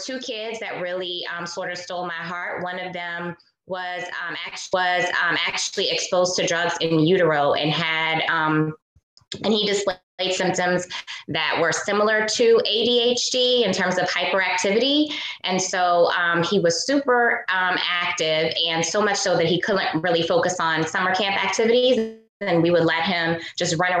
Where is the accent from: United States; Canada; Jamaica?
United States; New Orleans, Louisiana; a Black girl growing up in New Orleans